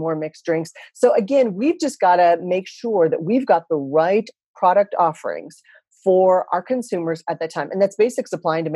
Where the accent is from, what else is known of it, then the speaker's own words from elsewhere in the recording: Texas, United States; moved away as an adult; also born or lived in Japan / Philippines / Singapore / Thailand; I come from Texas